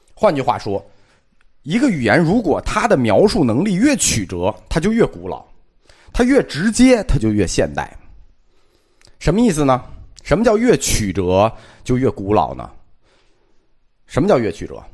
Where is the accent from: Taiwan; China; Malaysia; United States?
China; 我们中国人